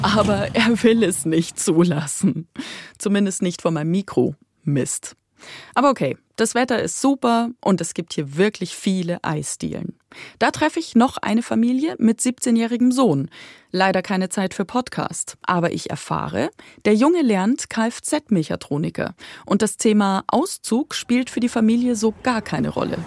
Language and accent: German; Weiden, Bavaria, Germany; moved away as an adult; also born or lived in Regensburg area / Deggendorf; now in Munich, Germany; Ich bin aufgewachsen in Weiden in der Oberpfalz